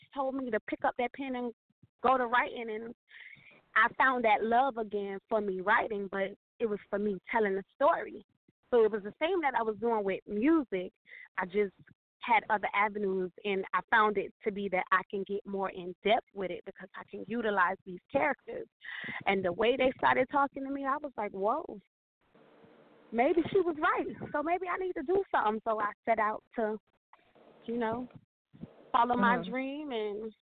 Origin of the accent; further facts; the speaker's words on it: Miami, Florida, United States; I am from Miami, Florida